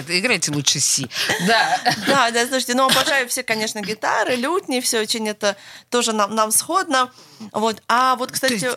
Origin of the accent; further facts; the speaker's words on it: Oslo, Norway; born there; Я родилась сама в Осло.